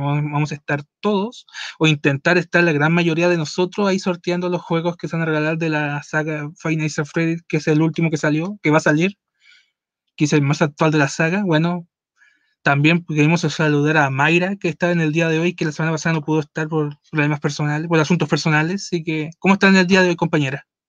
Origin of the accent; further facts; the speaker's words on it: Mexico; hay en México, que hay en mi país